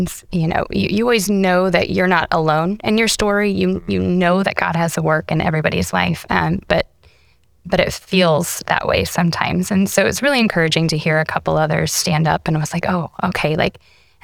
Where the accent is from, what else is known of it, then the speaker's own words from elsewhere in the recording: Nebraska, United States; I was raised in Nebraska in a small little town. Shout out to Chimney Rock peeps. That's my hometown.